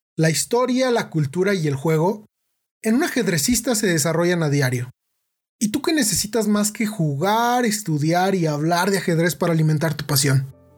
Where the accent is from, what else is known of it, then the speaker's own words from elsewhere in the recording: Mexico; now in Irapuato, Mexico; yo soy de México